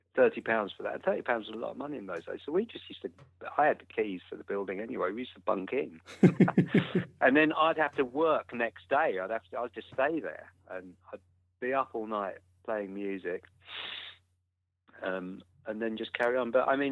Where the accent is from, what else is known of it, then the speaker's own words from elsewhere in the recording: London, United Kingdom; I was born and bred in London. I was born in Kentish Town. So I grew up around Kentish Town and Camden.